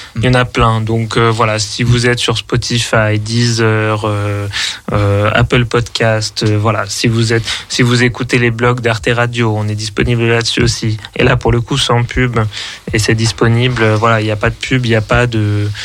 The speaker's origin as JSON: {"language": "French", "town": "Paris", "region": "Île-de-France", "country": "France", "also_born_or_lived": "Berlin", "moved": "yes", "said": "moi qui suis de, de Paris euh, à l'origine"}